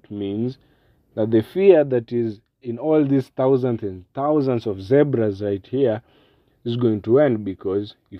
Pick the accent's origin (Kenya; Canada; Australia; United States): Kenya; I'm from Kenya and we're very much well known for our wildlife and our cultures